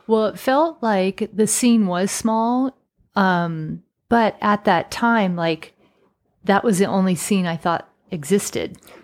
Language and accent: English; Sacramento, California, United States; moved away; also born or lived in Utah; wanted to come back to Sacramento, where my hometown was, but not live in Sacramento